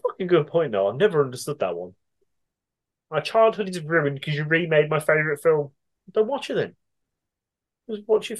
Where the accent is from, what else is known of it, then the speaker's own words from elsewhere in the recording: United Kingdom; we're British.